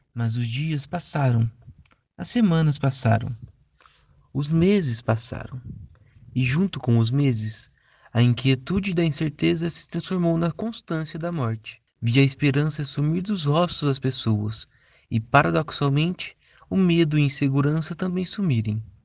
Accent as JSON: {"language": "Portuguese", "town": "Novo Horizonte", "country": "Brazil", "tie": "born or raised there", "moved": "as an adult", "said": "Eu tinha voltado para Novo Horizonte, minha cidade natal, há pouco tempo"}